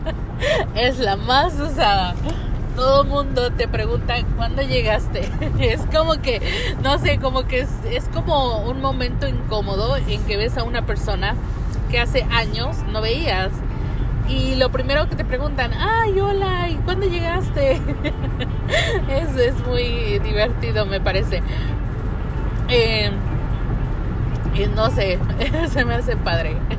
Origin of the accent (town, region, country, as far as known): Mexico; moved away